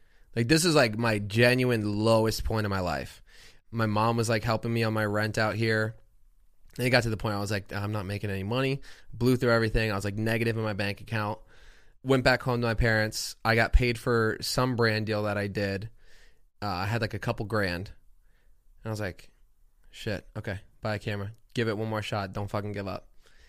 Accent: Plantation, Florida, United States; moved away; Fort Lauderdale. Well, Plantation.

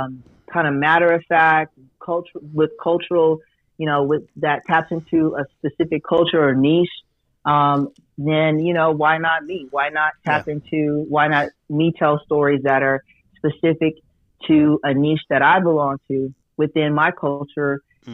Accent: Las Vegas, Nevada, United States; Born and raised in Las Vegas, Nevada.

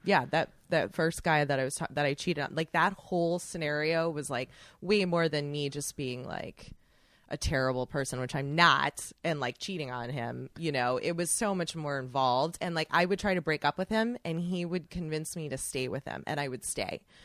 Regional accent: Chicago, Illinois, United States; moved away as an adult; I'm from Chicago. I moved back home

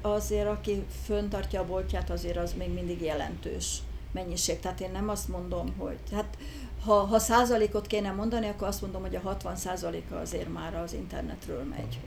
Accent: Budapest, Hungary; also born or lived in Józsefváros, Budapest; ős Budai vagyok. Ö, mindig Budán, Budán is nőttem föl

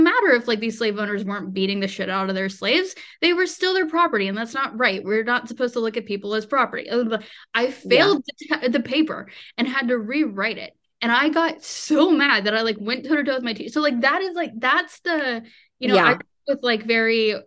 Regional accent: the South, United States; also born or lived in Charlotte, North Carolina; growing up in the South

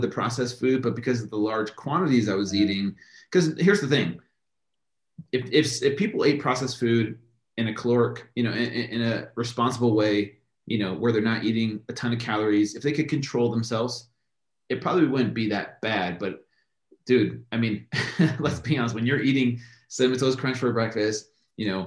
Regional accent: United States; we grew up with here in America

